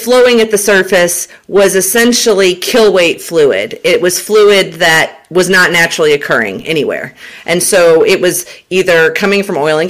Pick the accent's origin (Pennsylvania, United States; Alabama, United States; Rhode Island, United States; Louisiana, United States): Alabama, United States; Huntsville; moved away as an adult; also born or lived in Southern Florida / Southern California / Permian Basin, Texas; now in Texas, United States; Mom moved me back to Huntsville, Alabama, where both of my parents are originally from. They were high school sweethearts. Went to middle school and high school in Huntsville, Alabama